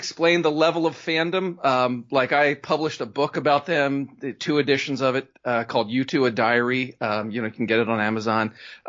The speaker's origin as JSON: {"language": "English", "region": "Pennsylvania", "country": "United States", "tie": "born or raised there", "moved": "as an adult", "said": "I grew up outside Philadelphia, … country."}